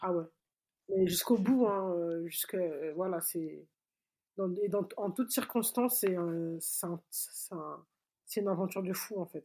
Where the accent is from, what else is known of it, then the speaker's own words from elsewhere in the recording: Mali; chez nous au Mali